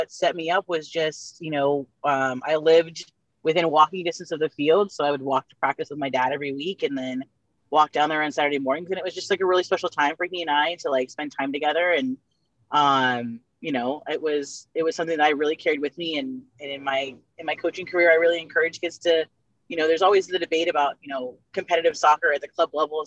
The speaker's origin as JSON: {"language": "English", "area": "San Gabriel Valley", "region": "California", "country": "United States", "tie": "born or raised there", "said": "I grew up right here in the San Gabriel Valley"}